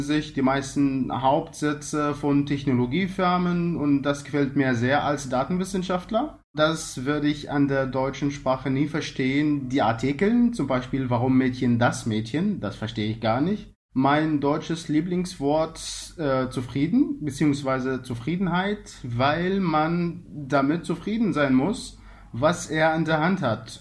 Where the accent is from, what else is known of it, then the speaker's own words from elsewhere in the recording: Egypt; German is a second language; meine Heimatland Ägypten